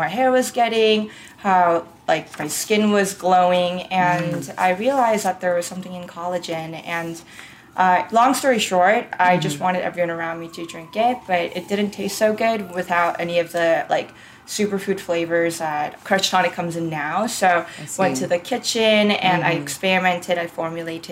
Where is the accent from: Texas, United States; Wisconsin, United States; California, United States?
California, United States; Orange County; also born or lived in Seoul, South Korea / New York; now in Los Angeles, United States; I grew up in Orange County